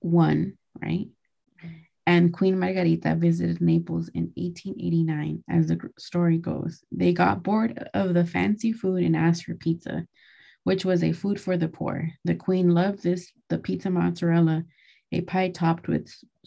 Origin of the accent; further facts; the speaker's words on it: Mexico; I'm Mexican